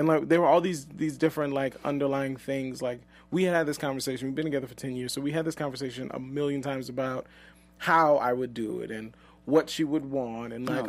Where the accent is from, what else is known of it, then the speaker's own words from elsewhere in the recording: the South, United States; but we're both from the South, so there was a lot of pressure to get married.